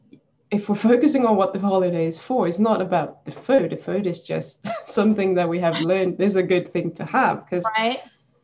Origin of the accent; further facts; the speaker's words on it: Sweden; now in New Zealand; I'm in New Zealand now, but I'm Swedish from the beginning. So I grew up in Sweden